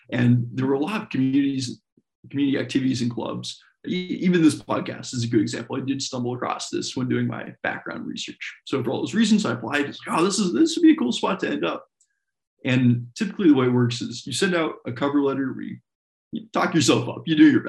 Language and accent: English; Colorado, United States; also born or lived in Washington / Wisconsin; I was born in Colorado, lived there through most of my childhood, then moved to Washington State, then moved to Wisconsin State.